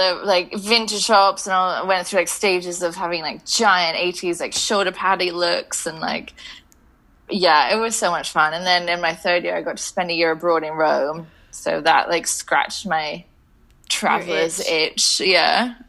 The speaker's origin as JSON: {"language": "English", "region": "Scotland", "country": "United Kingdom", "said": "school in Scotland, and then that's kind of what kind of stuck the stake in the ground of like, okay, now we're British. Because before I felt very international."}